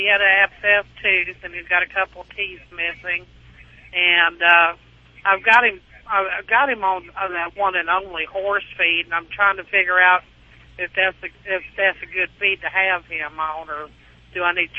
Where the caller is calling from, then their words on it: Hartford, Connecticut, United States; Right at the moment, I'm going through Hartford, Connecticut.